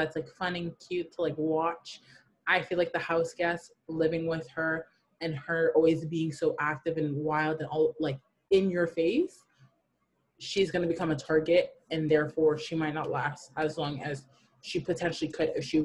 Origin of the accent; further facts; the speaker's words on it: Burlington, Ontario, Canada; I'm from Burlington